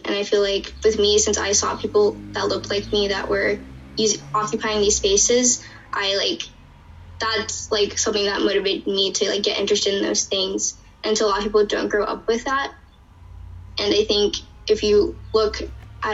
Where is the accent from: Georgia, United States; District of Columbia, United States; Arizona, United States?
District of Columbia, United States; Washington; I'm from D.C.